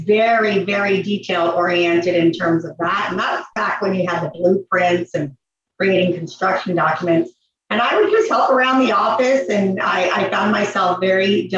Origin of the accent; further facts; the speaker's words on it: Los Angeles, California, United States; I am from California, Van Nuys, California. So you can call me a true Valley girl, and, you know, grew up there right on Hollywood Boulevard.